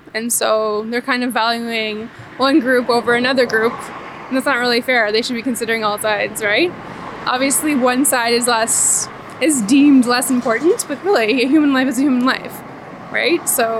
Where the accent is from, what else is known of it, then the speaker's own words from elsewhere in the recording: Ajax, Ontario, Canada; I'm from Ajax.